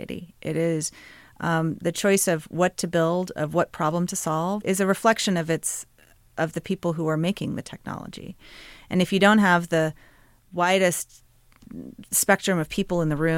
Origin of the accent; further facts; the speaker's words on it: Little Rock, Arkansas, United States; I grew up in Little Rock, Arkansas.